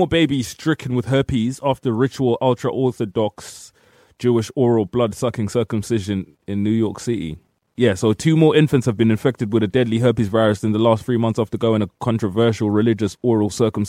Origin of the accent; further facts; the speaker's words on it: Zimbabwe; I'm Zimbabwe.